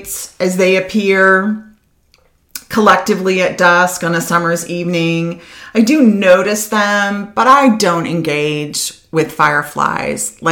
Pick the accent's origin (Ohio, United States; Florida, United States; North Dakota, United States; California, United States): Ohio, United States; Mentor; So I grew up in Mentor, Ohio, just outside of Cleveland